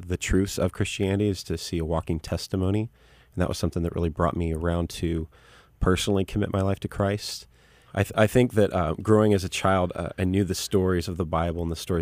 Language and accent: English; Vista, California, United States; also born or lived in Santa Ana, Orange County, California; I grew up here in Southern California